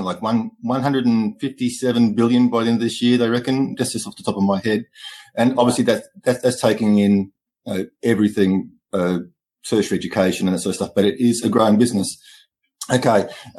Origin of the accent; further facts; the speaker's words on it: Australia; I'm Australian. We have some crazy words here.